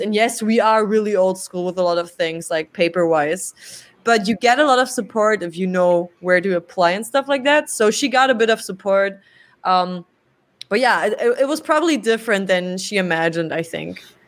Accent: Berlin, Germany; English is a second language; I was raised here in Berlin

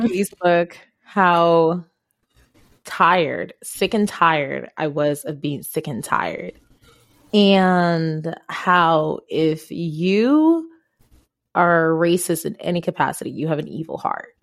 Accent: Ghana; English is a second language; now in United States; I am African, I am from Ghana, and I am black.

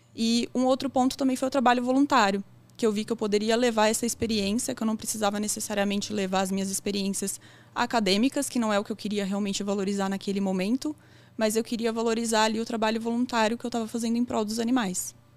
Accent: São Carlos, São Paulo, Brazil; eu sou natural de São Carlos também

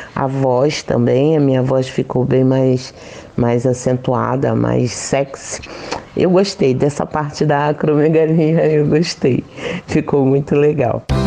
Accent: Rio de Janeiro, Brazil; now in Praia Grande, Brazil; Sou carioca, mas moro na cidade de Praia Grande, litoral de São Paulo

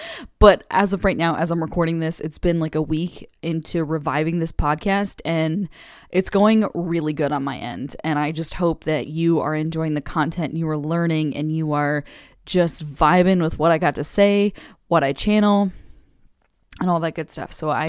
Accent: California, United States; we were thinking about staying on the West Coast because we're originally from California, born and raised

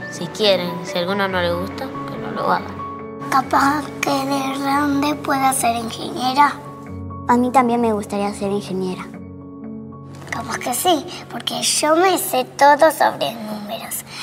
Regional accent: Venezuela; Soy de Venezuela y tengo 7 años.

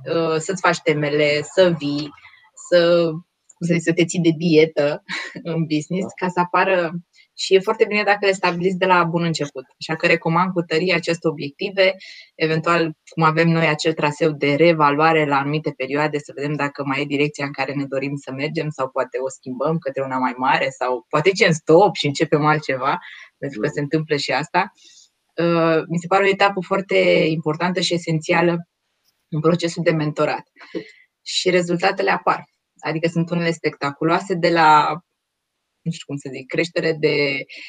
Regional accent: Romania; noi ca și români

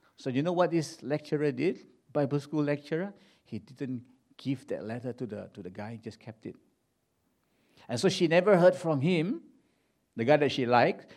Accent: Ipoh, Perak, Malaysia; moved away; this little city in Malaysia called Ipoh. That's my hometown

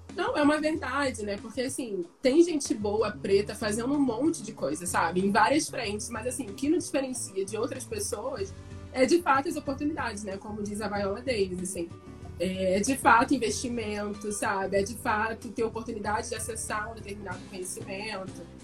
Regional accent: Niterói, Rio de Janeiro, Brazil; eu sou de Niterói

